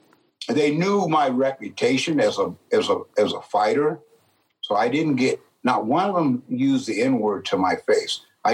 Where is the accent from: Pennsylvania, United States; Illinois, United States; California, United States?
California, United States; San Jose; I grew up in San Jose, California, 0.2%. Black or people of color, 0.2%. And I was the only black kid in my class all through my grade year, the only one.